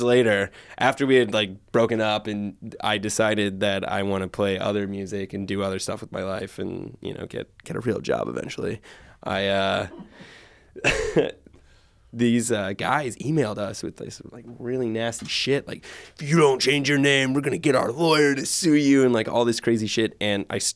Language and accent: English; Richmond, Virginia, United States; I grew up in Richmond, Virginia